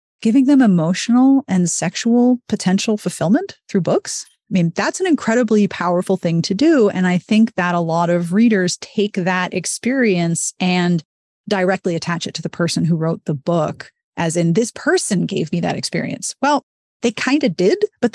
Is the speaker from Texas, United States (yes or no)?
no; Pittsburgh, Pennsylvania, United States; I was from Pittsburgh